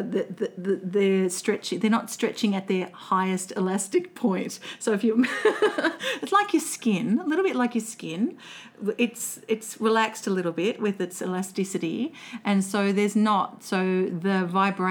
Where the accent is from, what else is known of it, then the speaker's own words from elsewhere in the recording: Melbourne, Victoria, Australia; accent: flat Victorian vowel; also born or lived in Colac, Victoria; I grew up in the western suburbs of Melbourne